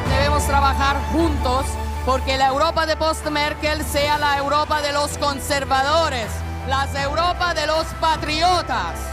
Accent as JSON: {"language": "Spanish", "country": "Italy", "said": "soy italiana, soy cristiana"}